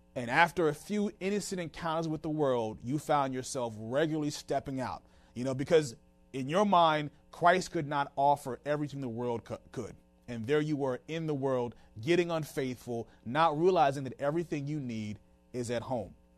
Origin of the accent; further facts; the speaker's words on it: Washington, District of Columbia, United States; moved away as an adult; also born or lived in Tucson, Arizona; we just moved back to the Washington, D C area. This is my hometown.